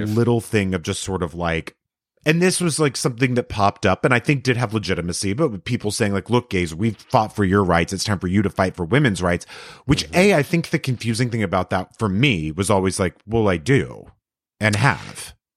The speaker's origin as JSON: {"language": "English", "town": "El Paso", "region": "Texas", "country": "United States", "tie": "born or raised there", "said": "grew up in El Paso"}